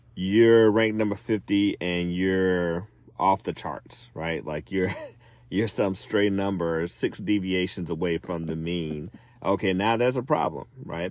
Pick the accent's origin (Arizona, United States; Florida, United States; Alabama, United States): Alabama, United States; my home state of Alabama